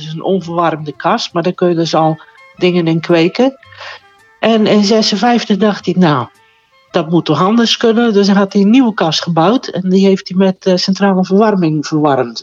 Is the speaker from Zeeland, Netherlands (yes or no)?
yes; Terneuzen, Zeeland, Netherlands; Terneuzen. Daar ben ik geboren en getogen.